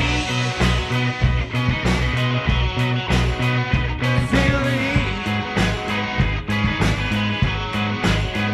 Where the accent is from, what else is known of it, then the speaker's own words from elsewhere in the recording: Joplin, Missouri, United States; We're from Joplin, Missouri